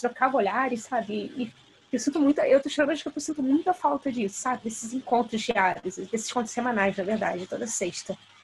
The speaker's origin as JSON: {"language": "Portuguese", "region": "Rio de Janeiro", "country": "Brazil", "said": "eu sou do Rio de Janeiro"}